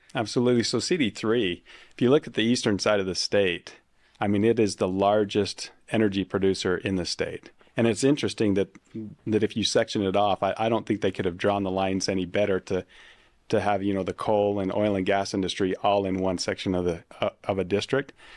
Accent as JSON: {"language": "English", "area": "Uinta Basin", "region": "Utah", "country": "United States", "tie": "born or raised there", "said": "I'm from the Uinta Basin"}